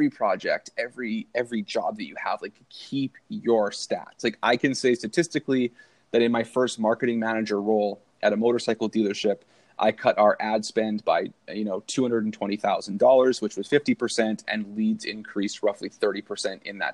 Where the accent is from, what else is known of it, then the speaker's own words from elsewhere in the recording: Canada; being Canadian